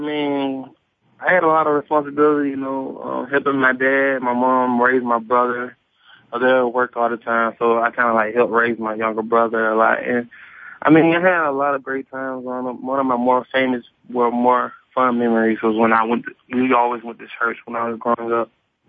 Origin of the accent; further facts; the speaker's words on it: Birmingham, Alabama, United States; My mom and dad would say that I was a great kid growing up. I mean, a lot of fun, a lot of great times, a lot of great memories.